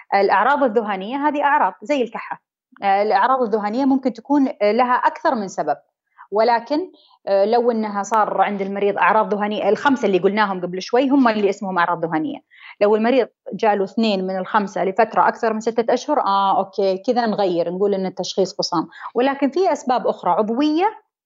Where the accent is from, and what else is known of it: Saudi Arabia